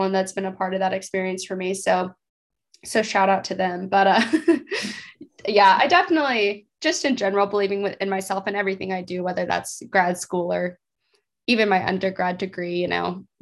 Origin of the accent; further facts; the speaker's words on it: Texas, United States; moved away as an adult; now in Fayetteville, United States; I'm from Texas.